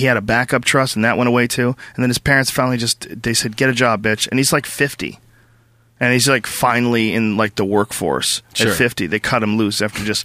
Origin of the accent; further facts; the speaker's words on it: Newton, Massachusetts, United States; moved away; me growing up in Newton Upper Falls